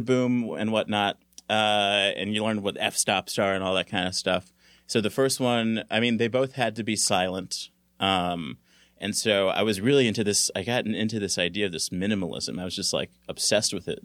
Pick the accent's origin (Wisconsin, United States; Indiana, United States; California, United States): California, United States; Los Angeles; also born or lived in Santa Barbara; I grew up in California. I'm from, uh, South Central L